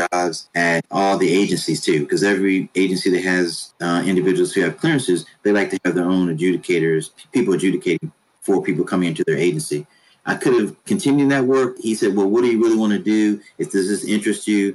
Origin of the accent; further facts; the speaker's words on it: Washington, District of Columbia, United States; moved away as an adult; also born or lived in New Hampshire; I'm originally from Washington, D.C.